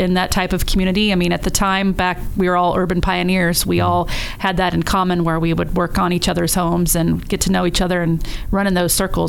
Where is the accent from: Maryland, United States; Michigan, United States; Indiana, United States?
Indiana, United States; moved away as an adult; now in Dayton, United States; I'm not from here. I'm from Indiana.